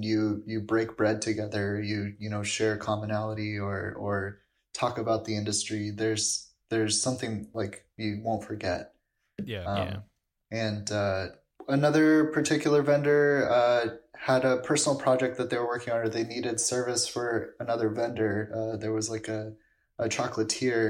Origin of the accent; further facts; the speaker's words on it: Los Angeles, California, United States; moved away as an adult; now in Florence, Italy; a place like LA where I'm from